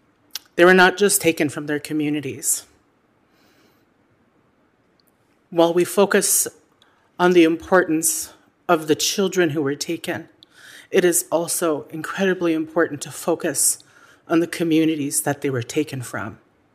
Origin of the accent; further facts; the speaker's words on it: Kake, Alaska, United States; that I am Haida and Tlingit, and I come from Qiq, Quan, the people of the community of Cake.